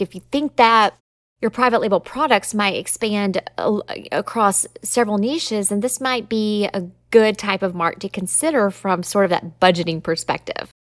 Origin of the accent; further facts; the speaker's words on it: Southern, United States; accent: Southern; my Southern accent